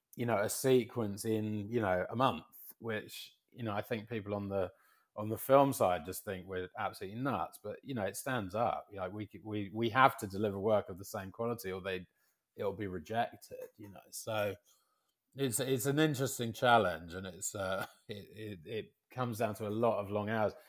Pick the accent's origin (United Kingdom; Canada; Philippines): United Kingdom; London; moved away as an adult; now in United States; as a Londoner, um, who's, you know, expat, who's been in America so long